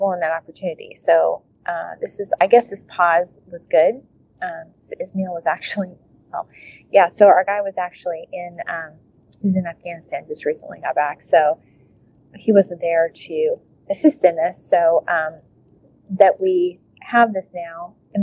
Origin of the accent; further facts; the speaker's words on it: United States; I'm this American